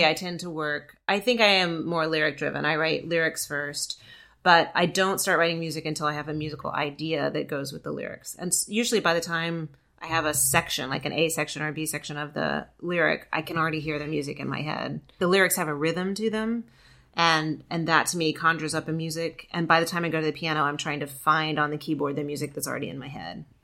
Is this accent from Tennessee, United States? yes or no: yes; outside of Memphis, Tennessee, United States; moved away; also born or lived in Georgia; grew up outside of Memphis.